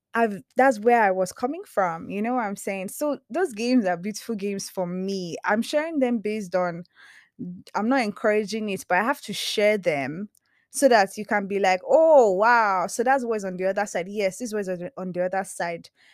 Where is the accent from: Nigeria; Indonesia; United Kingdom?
Nigeria; I'm Nigerian, you know, I'm very much an African woman